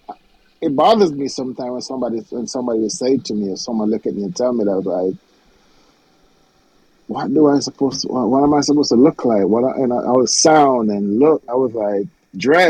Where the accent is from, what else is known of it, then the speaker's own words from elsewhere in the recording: Jamaica; a lot of people told me I'm not Jamaican enough.